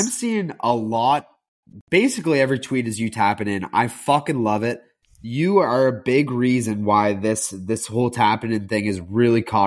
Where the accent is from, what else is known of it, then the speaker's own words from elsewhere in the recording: Charleston, United States; my hometown